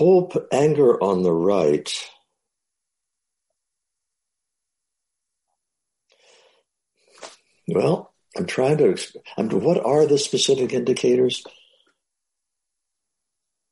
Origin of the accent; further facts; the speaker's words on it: Midwest, United States; I was growing up in the Midwest